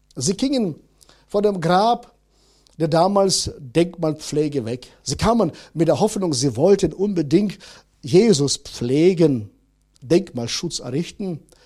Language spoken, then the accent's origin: German; Northern Germany, Germany; bei uns in Norddeutschland